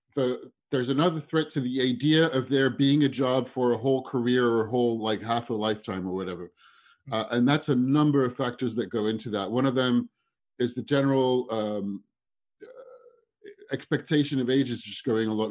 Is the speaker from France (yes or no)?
yes; France; moved away as an adult; also born or lived in United States / London / Singapore / Southeast Asia; I was born in the States. I grew up in France. I am in Paris right now, where I moved back to last year after 15 years abroad.